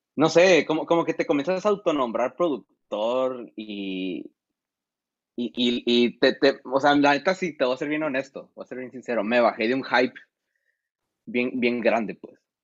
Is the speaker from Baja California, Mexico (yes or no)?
yes; San Felipe, Baja California, Mexico; soy de ahí, soy, de San Felo.